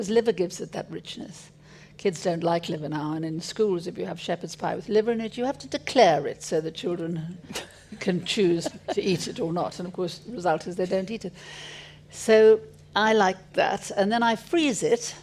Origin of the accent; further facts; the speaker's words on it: South Africa; moved away; also born or lived in Paris; I grew up in South Africa